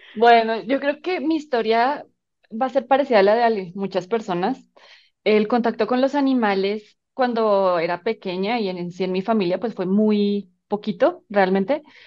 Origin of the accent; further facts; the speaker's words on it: Colombia; moved away as an adult; now in Mexico; soy colombiana, Em, llevo ya varios años viviendo